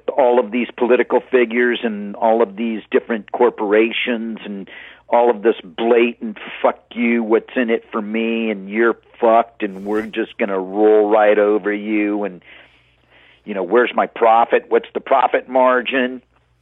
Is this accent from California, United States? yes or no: yes; Hermosa Beach, California, United States; When I grew up in Hermosa Beach, I spent about 23, 24 years there.